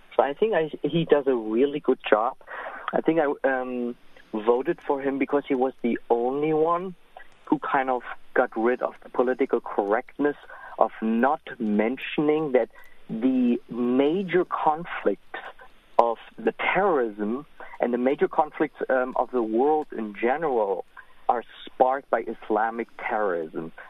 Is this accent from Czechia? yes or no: no; Germany; also born or lived in Israel; now in United States; I'm from Germany, and my parents tell me about what's going on there